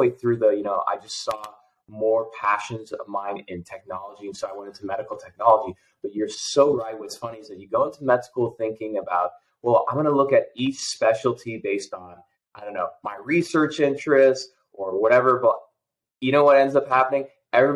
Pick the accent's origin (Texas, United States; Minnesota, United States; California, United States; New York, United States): Texas, United States; I'm a boy from the South in Texas.